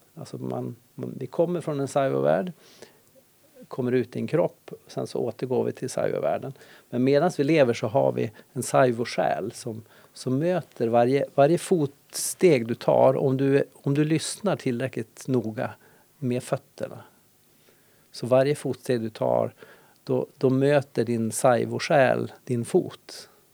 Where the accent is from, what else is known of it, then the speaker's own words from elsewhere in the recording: Ånäset, Västerbotten County, Sweden; now in Härnösand, Sweden; jag är uppvuxen i Ånäset